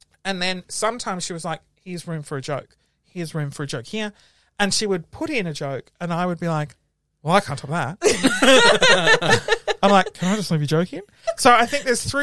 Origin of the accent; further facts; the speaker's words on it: Sydney, New South Wales, Australia; moved away as an adult; also born or lived in Melbourne; Now, I grew up in Sydney. I was living in Melbourne